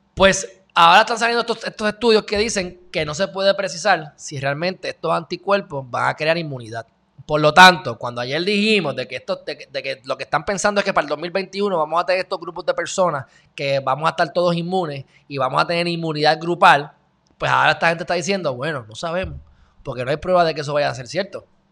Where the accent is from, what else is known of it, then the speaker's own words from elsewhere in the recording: Puerto Rico; Yo, pues, de Puerto Rico